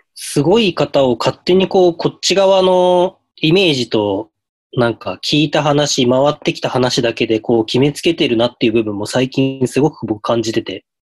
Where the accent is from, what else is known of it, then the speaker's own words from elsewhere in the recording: Hokkaido, Japan; 地元北海道